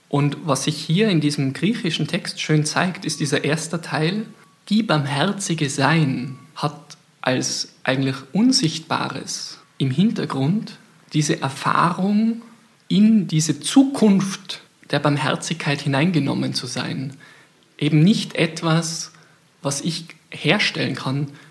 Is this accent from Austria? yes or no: yes; Austria; ich bin Österreicher